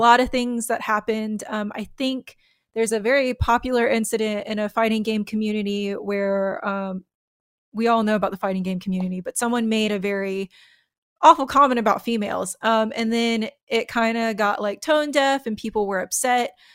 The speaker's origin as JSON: {"language": "English", "country": "United States", "said": "I'm American"}